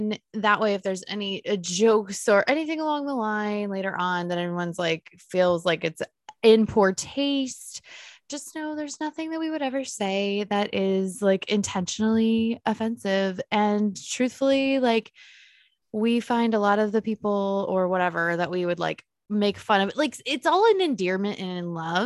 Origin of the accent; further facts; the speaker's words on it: Cincinnati, Ohio, United States; Born and raised in Cincinnati, Ohio